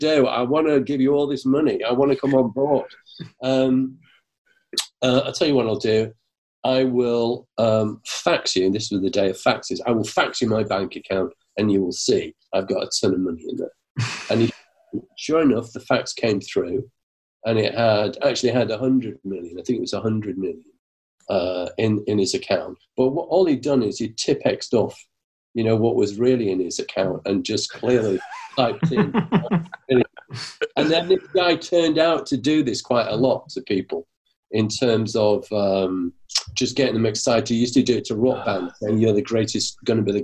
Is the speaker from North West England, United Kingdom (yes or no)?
yes; Manchester, North West England, United Kingdom; I'm from Manchester